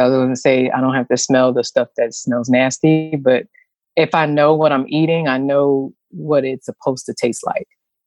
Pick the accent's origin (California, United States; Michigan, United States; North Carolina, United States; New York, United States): New York, United States; New York City; I was born and raised in New York City to be exact, back in the 70s